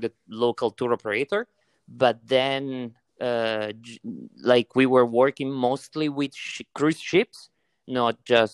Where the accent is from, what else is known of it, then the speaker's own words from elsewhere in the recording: Italy; accent: Italian; English is a second language; I'm from beautiful Italy, where I'm actually now because of the lockdown